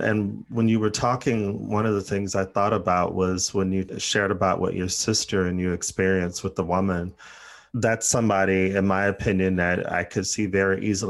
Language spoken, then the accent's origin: English; United States; based on growing up in the States